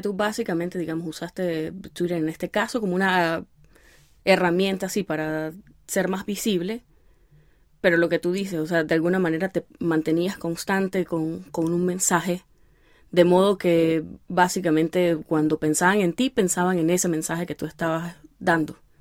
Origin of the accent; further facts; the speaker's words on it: Venezuela; nosotros ser de Venezuela